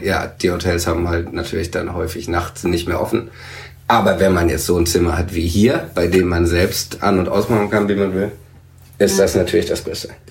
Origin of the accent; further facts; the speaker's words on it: Swabia, Baden-Württemberg, Germany; der gebürtige Schwab